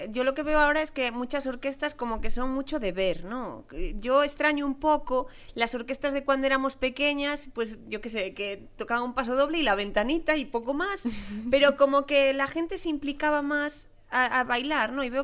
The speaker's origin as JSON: {"language": "Spanish", "town": "Celanova", "region": "Galicia", "country": "Spain", "said": "Somos de Celanova."}